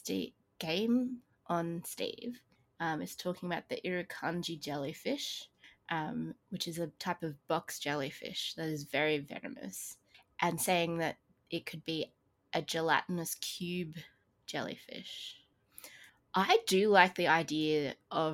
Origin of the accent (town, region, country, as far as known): Australia